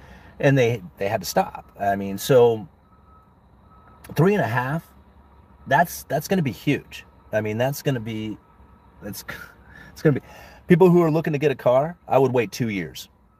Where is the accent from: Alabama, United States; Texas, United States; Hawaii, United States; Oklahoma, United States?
Texas, United States; Austin; born there; Yeah, I was born here in Austin, but Houston and San Antonio are looking a lot more affordable right now.